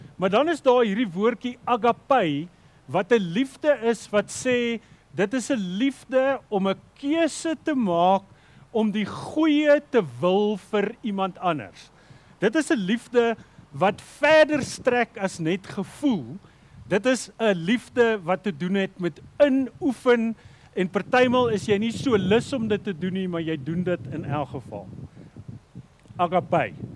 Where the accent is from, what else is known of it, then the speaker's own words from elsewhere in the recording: South Africa; as Afrikaners